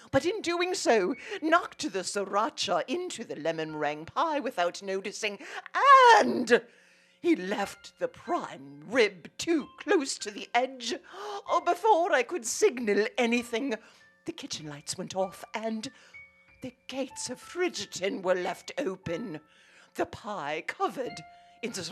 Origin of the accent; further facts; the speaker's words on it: Chicago, Illinois, United States; being a Chicagoan